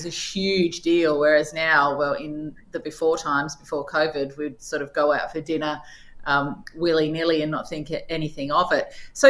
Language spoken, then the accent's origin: English; Launceston, Tasmania, Australia; she grew up eating Chinese food in a country town, as did I. I'm from Launceston.